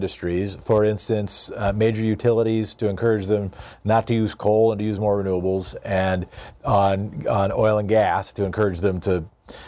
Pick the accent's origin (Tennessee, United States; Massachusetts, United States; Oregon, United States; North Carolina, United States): Oregon, United States; I'm from Oregon, a state just to the south